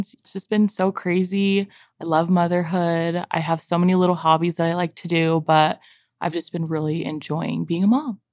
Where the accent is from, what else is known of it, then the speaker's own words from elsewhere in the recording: San Diego, California, United States; moved away as an adult; now in Utah, United States; I am from San Diego. I moved here, like, ten years ago to go to school